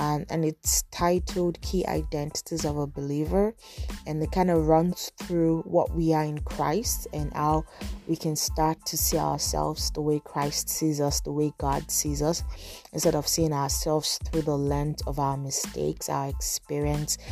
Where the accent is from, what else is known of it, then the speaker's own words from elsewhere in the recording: Nigeria; now in Toronto, Canada; I'm a Nigerian blogger and podcaster based in Toronto.